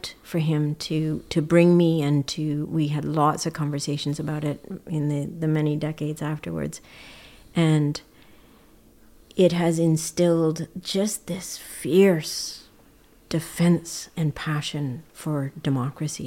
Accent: Edmonton, Alberta, Canada; now in British Columbia, Canada; as a Canadian child growing up in Edmonton

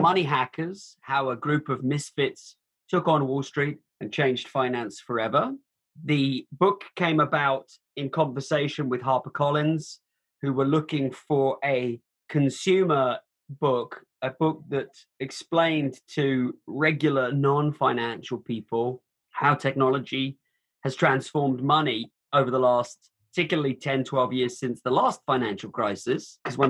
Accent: United Kingdom; now in United States; I'm from the UK originally, but I've spent more time in America than anywhere else.

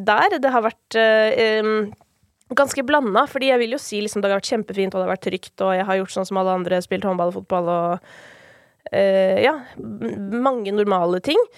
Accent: Kolbotn, Akershus, Norway; jeg var hjemme på Kolbotn i går, faktisk, fordi det er jo flere av mine familiemedlemmer som fortsatt bor der.

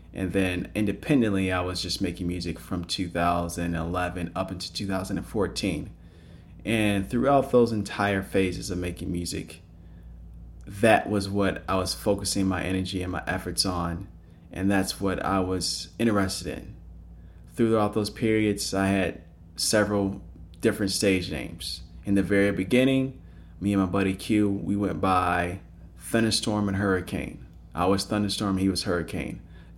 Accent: Palos Hills, Illinois, United States; moved away as an adult; now in California, United States; I'm originally from Palos Hills, Illinois, which is a southwest suburb of the city of Chicago.

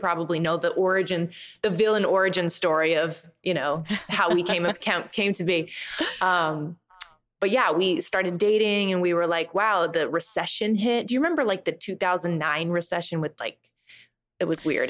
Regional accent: Nebraska, United States; moved away as an adult; also born or lived in Boston; I'm from Nebraska

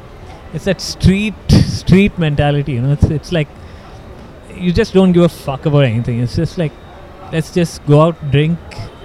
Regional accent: Kuwait; now in Bangalore, India; I wasn't even in Bangalore. I grew up in Kuwait, and I came to Bangalore in 97

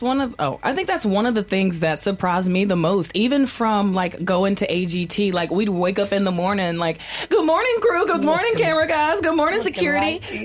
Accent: Mississippi, United States; We're from Mississippi

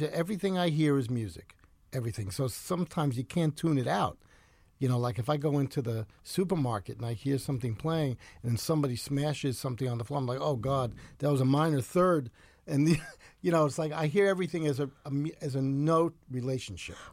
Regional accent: New York City, New York, United States; also born or lived in Ridgefield; I grew up in the Bronx, right near the subway L

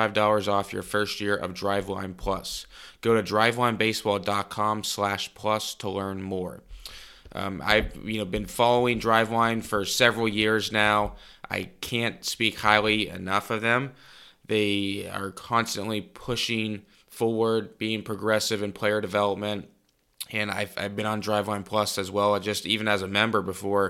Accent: Cincinnati, Ohio, United States; growing up in Cincinnati

